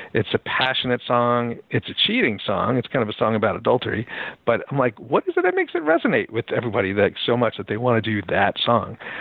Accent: Philadelphia, Pennsylvania, United States; now in Seattle, United States; I grew up in Philadelphia

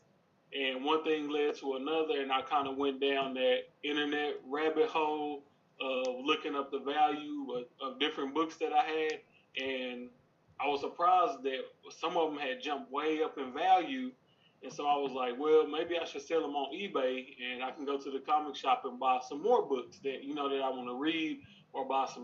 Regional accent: Texas, United States; I'm from Texas

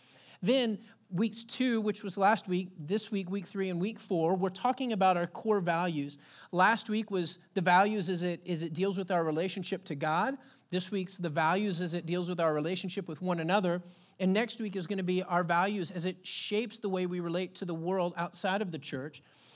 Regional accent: Texas, United States; now in Pacific Northwest, United States; I come from a rich Southern heritage. I was born and raised in Texas. My dad grew up in Pine Ridge, Mississippi, which he always says is an old Indian term for land of the redneck. And my mom's from Athens, Georgia.

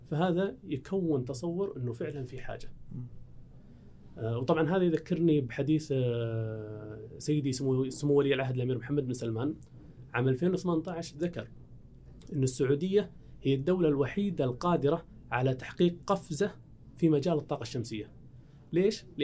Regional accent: Saudi Arabia

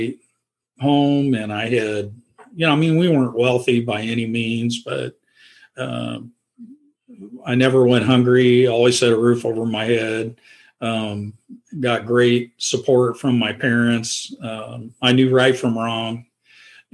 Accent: Independence, Missouri, United States; also born or lived in Oelwein, Iowa; I was in grade school when we migrated to the city. My mom and dad sold their farm, and we moved to Independence, Missouri

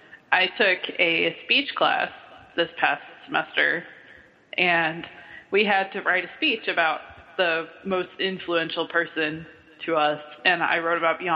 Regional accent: Kentucky, United States; accent: southern; I get my southern accent because, you know, I am from Kentucky.

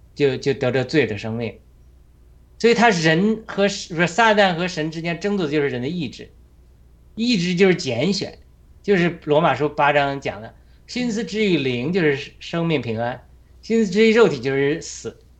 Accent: China; 我们中国人

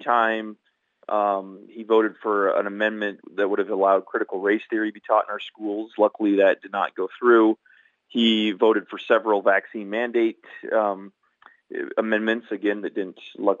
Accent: Nenana, Alaska, United States; I am from Nenana, and which is about 45 minutes on the Parks Highway south of Fairbanks

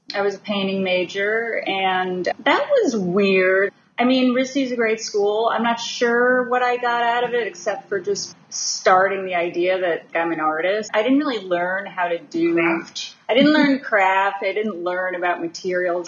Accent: Massachusetts, United States; I was born, I grew up in Massachusetts, so not far. Came to New York a lot

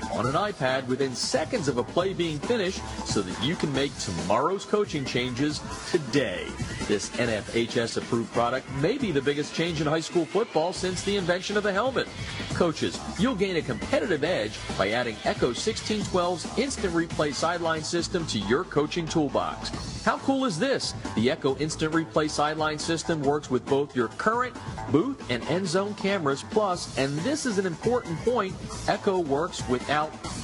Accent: the East, United States; now in California, United States; growing up in the East, I saw a lot of the big North United games.

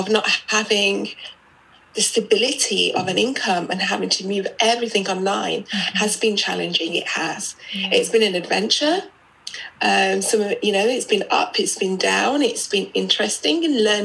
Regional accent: United Kingdom; accent: British; I'm British, which you might know by my accent. I was born in the UK.

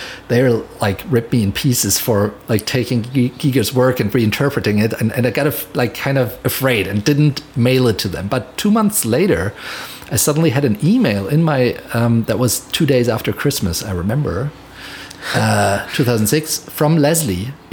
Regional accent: Mainz, Rhineland-Palatinate, Germany; moved away as an adult; now in Los Angeles, United States; And so I lived in Mainz still, in my hometown in Germany.

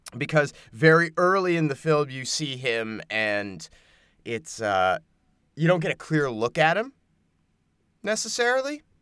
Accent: American Southwest, United States; I grew up in the American Southwest

